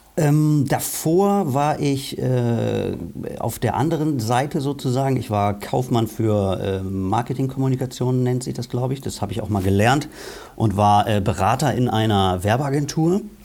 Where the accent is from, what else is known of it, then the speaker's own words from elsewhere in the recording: Lower Saxony, Germany; also born or lived in Bremen; Ich bin Bremer